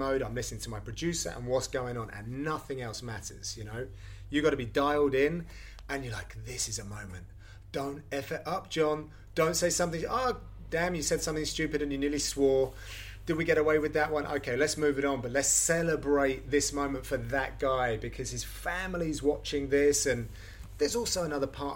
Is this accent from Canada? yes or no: no; United Kingdom; as a British broadcaster